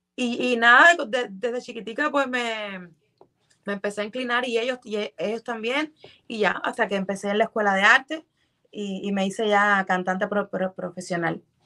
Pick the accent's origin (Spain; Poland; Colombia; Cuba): Cuba; moved away as an adult; also born or lived in Mexico; now in Miami, United States; Yo salí de Cuba en el 2014